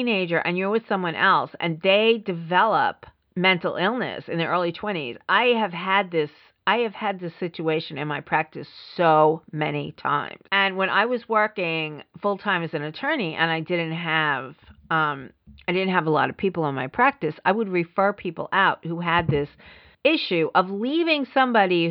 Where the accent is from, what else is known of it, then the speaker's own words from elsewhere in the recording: New York City, New York, United States; I grew up in the Bronx